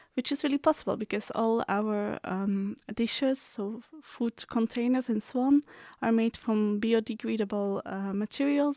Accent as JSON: {"language": "English", "country": "Belgium", "moved": "as an adult", "lives_now": "Slovakia", "said": "I'm coming from Belgium"}